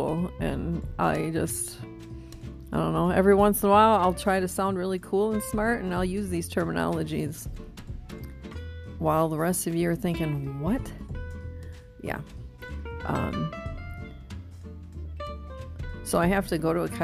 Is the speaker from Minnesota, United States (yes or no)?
no; New London, Wisconsin, United States; moved away; also born or lived in Appleton, Wisconsin; my hometown, little New London, Wisconsin. Yeah. I don't know, maybe their population is up to 7,000 now.